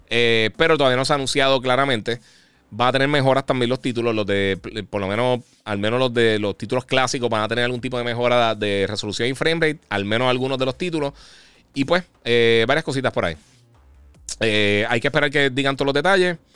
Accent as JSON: {"language": "Spanish", "country": "Puerto Rico", "moved": "yes", "lives_now": "United States", "said": "Eh, mira, soy de Puerto Rico, pero me mudé para Texas, fui a GameStop, pero no se siente igual como antes."}